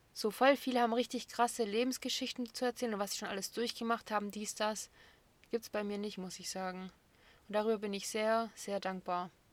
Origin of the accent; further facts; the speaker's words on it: Böblingen, Baden-Württemberg, Germany; ich bin 1996 in Böblingen geboren